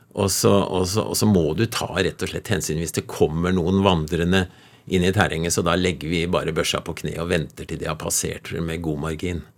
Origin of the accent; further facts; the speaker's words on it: Nordmarka, Oslo, Norway; Jeg vokste opp litt inne i Nordmarka